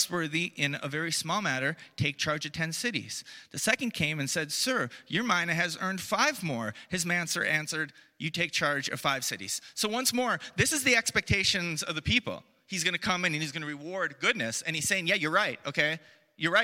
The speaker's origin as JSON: {"language": "English", "country": "United States", "moved": "yes", "said": "I come from the United States"}